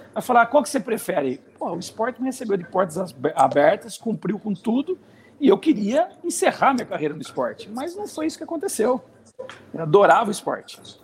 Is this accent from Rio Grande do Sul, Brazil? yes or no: no; Dois Córregos, São Paulo, Brazil; moved away as an adult; Eu sou numa cidade aqui pequena, de 30 mil habitantes, né, que chama Dois Córregos, né, onde eu nasci, onde meus pais ainda residem